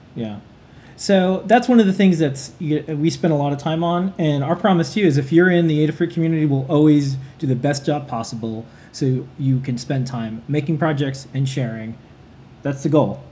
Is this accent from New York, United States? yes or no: yes; New York City, New York, United States; we're New Yorkers